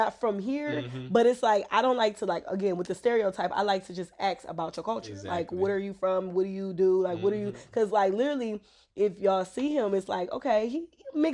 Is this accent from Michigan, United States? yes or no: yes; Detroit, Michigan, United States; I'm from Southwest Detroit.